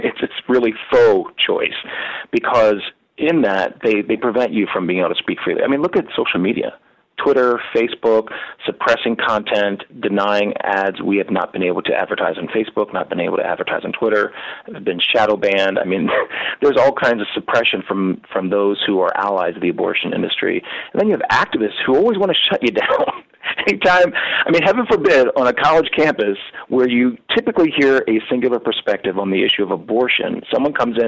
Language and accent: English; Lancaster County, Pennsylvania, United States; moved away; also born or lived in Atlanta; I'm from Lancaster County, Pennsylvania, from, you know, Amish and all